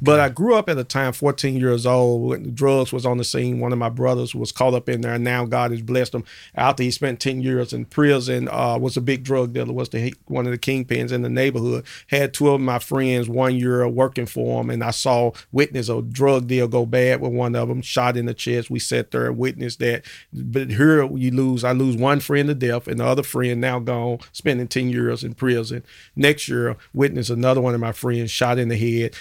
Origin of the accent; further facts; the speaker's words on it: Memphis, Tennessee, United States; born and raised in Memphis and grew up in the Dixon Home projects, uh, projects over in North Memphis